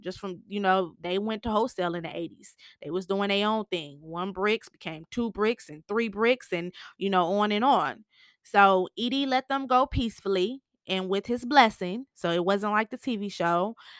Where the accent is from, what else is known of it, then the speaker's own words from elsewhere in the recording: Michigan, United States; now in Atlanta, United States; I'm from Michigan and I live in Atlanta now, and it's so much a big difference, and it's just so much more opportunity here. I'm always gonna be Michigan at heart. That's my home, you know.